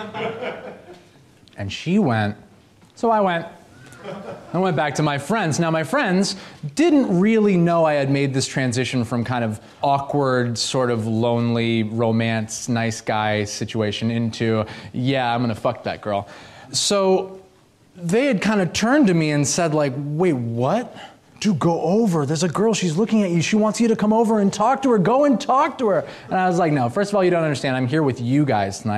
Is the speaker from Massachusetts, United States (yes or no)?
yes; Boston, Massachusetts, United States; moved away; also born or lived in Los Angeles, California; I'm from Boston originally